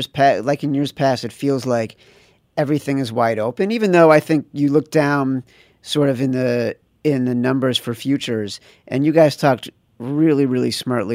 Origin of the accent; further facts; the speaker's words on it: Chicago, Illinois, United States; when I was growing up in Chicago in the 80s was like the transcendent basketball program that I lived for